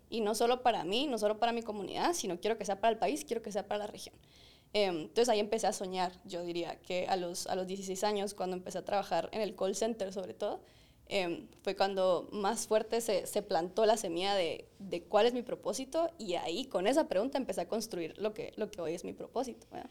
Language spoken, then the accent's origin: Spanish; Guatemala; nosotros, como chapines super cracks